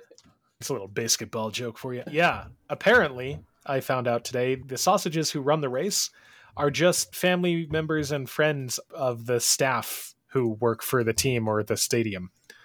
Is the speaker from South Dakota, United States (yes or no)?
no; Colorado, United States; because I'm from Colorado. Man, I tell you what. Before 2014, if you say you're from Colorado, it's like, oh, do you ski?